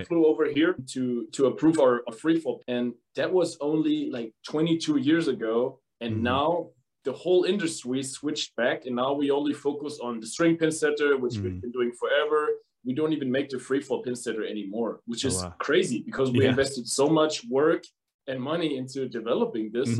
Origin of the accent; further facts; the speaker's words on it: Germany; accent: German; English is a second language; as you can probably hear from my accent, from Germany. So I'm a German.